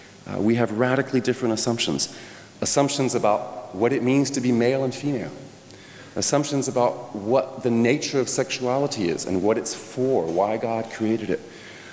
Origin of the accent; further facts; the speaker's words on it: France; When I was a little boy, I mentioned I grew up in France. My parents were church planters there.